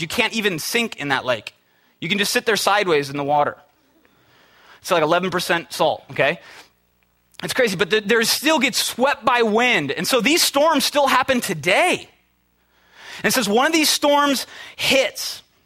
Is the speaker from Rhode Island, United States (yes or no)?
no; Minnesota, United States; moved away as an adult; now in California, United States; I'm from the Midwest, from Minnesota. We had a PE teacher that was crazy, absolutely crazy. He made us dance in class, in high school